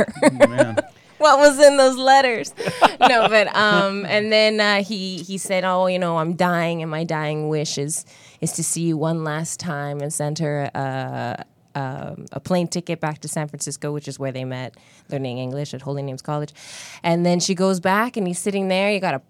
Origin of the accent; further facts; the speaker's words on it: Canada; You know, I'm one of you. I'm Canadian.